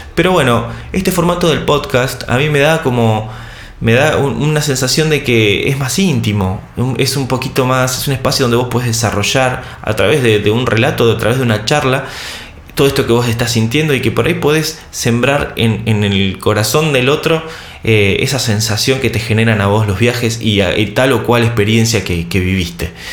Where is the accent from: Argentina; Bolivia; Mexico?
Argentina; Soy argentino, tengo 34 años.